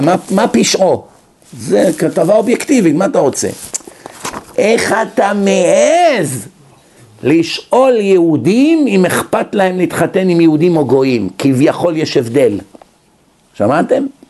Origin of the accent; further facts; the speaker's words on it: Israel; now in United States; אנשים שגדלנו איתם בארץ